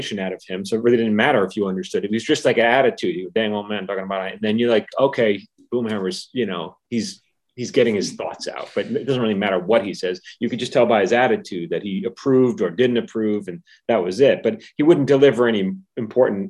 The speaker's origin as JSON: {"language": "English", "region": "New York", "country": "United States", "said": "I'm from New York"}